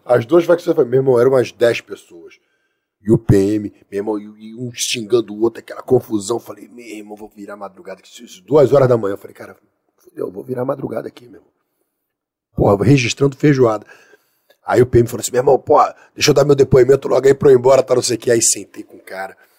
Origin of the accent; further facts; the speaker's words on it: Brazil; Eu sou brasileiro